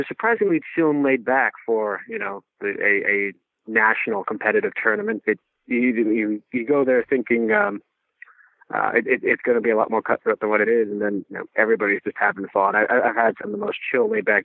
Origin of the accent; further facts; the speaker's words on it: East Coast, United States; moved away as an adult; now in Iowa, United States; I grew up on the East Coast